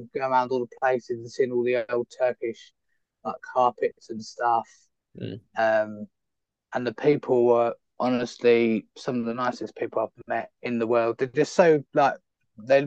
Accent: United Kingdom; moved away as an adult; being a British citizen

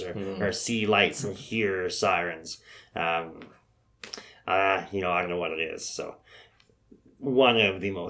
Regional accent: Canada; being Canadian

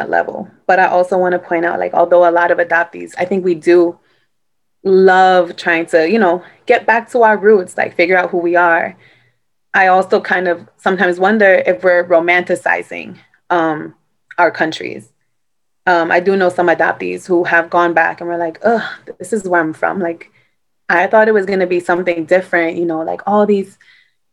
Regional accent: New York City, New York, United States; I grew up in Brooklyn.

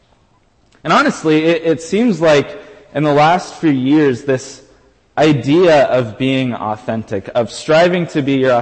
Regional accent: United States; I am an American through and through.

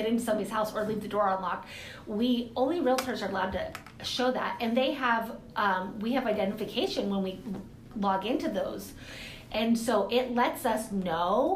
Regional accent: Moses Lake, Washington, United States; also born or lived in Lewis-Clark Valley; I grew up in Moses Lake and or actually here in the valley as well

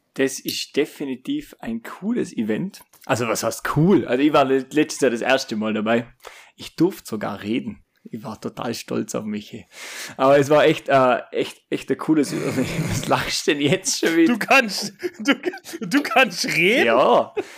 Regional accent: Austria; ich bin jetzt aus Österreich jetzt auch nicht gerade aus der ärgsten Großstadt

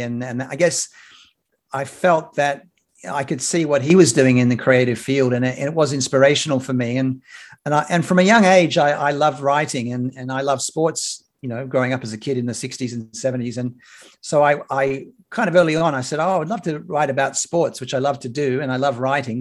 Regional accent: Sydney, New South Wales, Australia; moved away as an adult; also born or lived in United Kingdom / Atlanta, Georgia, United States; now in Brisbane, Australia; I was born in Sydney and I grew up on the lower north shore of Sydney.

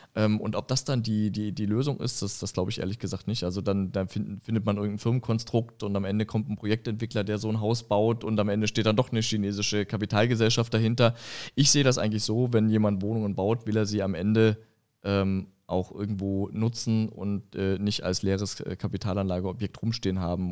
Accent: Saxony, Germany; moved away as an adult; now in Frankfurt, Germany; ich komme ja aus, aus Sachsen

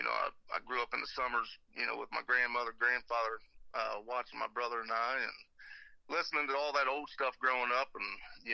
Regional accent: Columbus, Ohio, United States; also born or lived in Zanesville, Ohio; I was born and raised in Columbus, actually, and moved down after about middle school

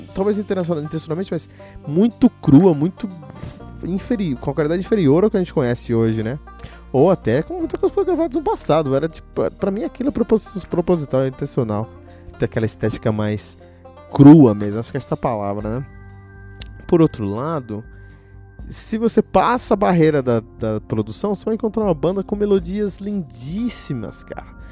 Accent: Cotia, São Paulo, Brazil; eu que cresci numa cidade chamada Cotia, aqui em São Paulo

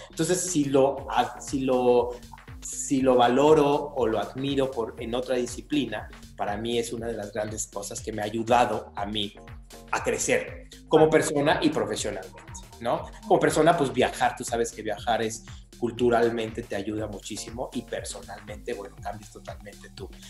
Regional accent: Querétaro, Mexico; Yo soy de Querétaro y vivo en Querétaro

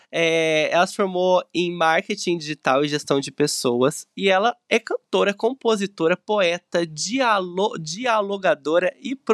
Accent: São José dos Campos, São Paulo, Brazil; Eu sou, eu sou de São José, gente. São José dos Campos, é a capital do Vale do Paraíba.

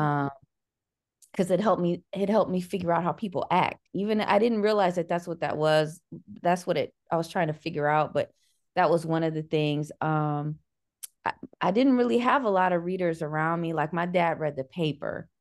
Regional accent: Cleveland, Ohio, United States; I'm from Cleveland

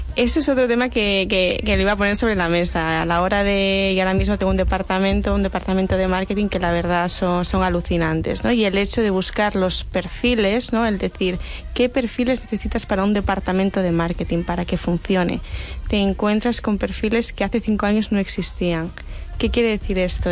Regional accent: Santander, Cantabria, Spain; yo soy de Santander, una ciudad

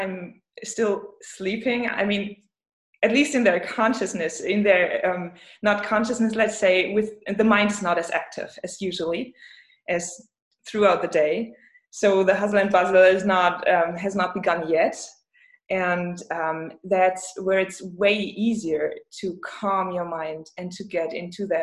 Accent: Rostock, Mecklenburg-Vorpommern, Germany; English is a second language; now in Leipzig, Germany; I am from the Baltic Sea, but it's Germany.

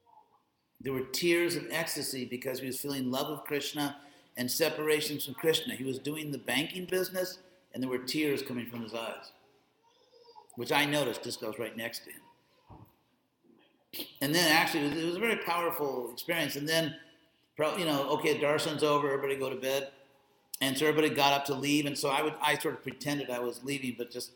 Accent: West Coast, United States; also born or lived in Beverly Hills / Berkeley; I'm from the West Coast

